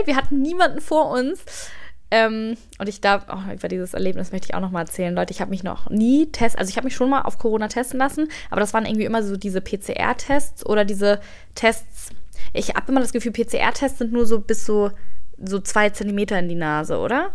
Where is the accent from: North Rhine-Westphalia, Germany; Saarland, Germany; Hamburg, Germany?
Hamburg, Germany; als Hamburgerin